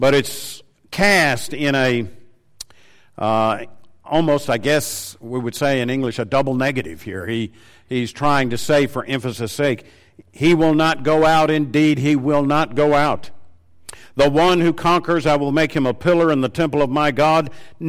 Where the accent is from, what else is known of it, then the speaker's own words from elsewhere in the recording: Tennessee, United States; I said, well, I'm from Tennessee originally. And I said, why would you ask that? He said, well, you've got a certain accent. I said, I didn't know I had an accent.